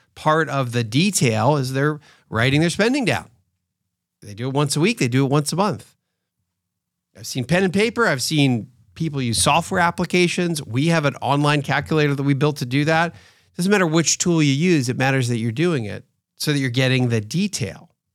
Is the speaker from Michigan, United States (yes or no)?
no; outside of Philadelphia, Pennsylvania, United States; now in Atlanta, United States; I grew up outside of Philadelphia, so I grew up as an Eagles fan to some extent.